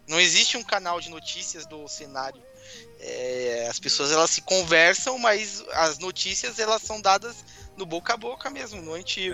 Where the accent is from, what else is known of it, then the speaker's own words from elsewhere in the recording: São Paulo, Brazil; now in Porto Alegre, Brazil; Eu sou de São Paulo, moro no Rio Grande do Sul, em Porto Alegre.